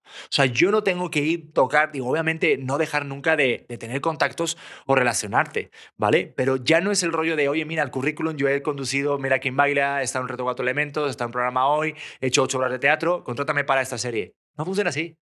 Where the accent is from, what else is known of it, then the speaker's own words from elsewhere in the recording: Spain; now in Mexico City, Mexico; vengo de España